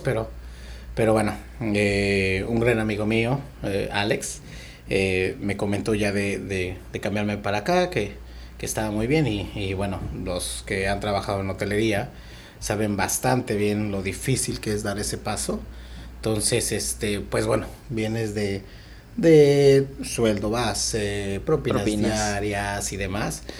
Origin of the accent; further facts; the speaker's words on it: Mexico City, Mexico; moved away as an adult; now in Tulum, Mexico; vengo de la Ciudad de México